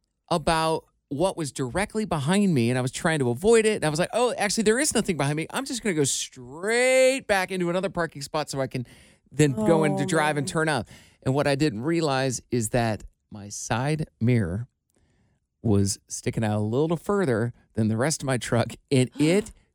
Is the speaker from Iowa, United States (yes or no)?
yes; Iowa, United States; moved away; I'm from Iowa